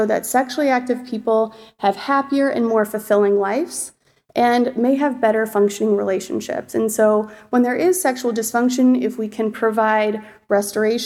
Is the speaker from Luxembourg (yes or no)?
no; Chicago, Illinois, United States; moved away as an adult; also born or lived in Michigan; now in Seattle, United States; I was born and raised in Chicago